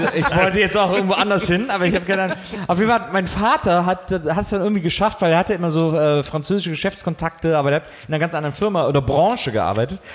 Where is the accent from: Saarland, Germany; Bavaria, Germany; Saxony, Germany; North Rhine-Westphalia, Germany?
North Rhine-Westphalia, Germany; Wesseling; ich bin in Wesseling groß geworden, genau zwischen Köln und Bonn